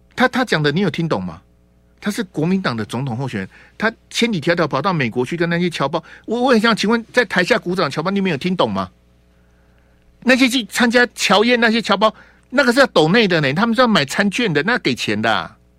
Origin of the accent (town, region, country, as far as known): Taiwan